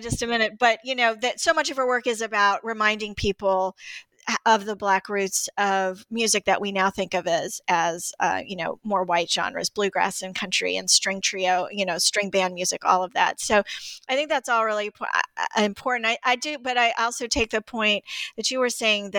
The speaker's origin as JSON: {"language": "English", "town": "Greensboro", "region": "North Carolina", "country": "United States", "tie": "born or raised there", "said": "I grew up in Greensboro, North Carolina, too"}